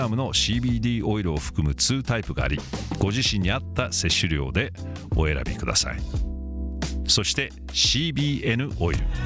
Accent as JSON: {"language": "Japanese", "country": "United States", "said": "アメリカ人として"}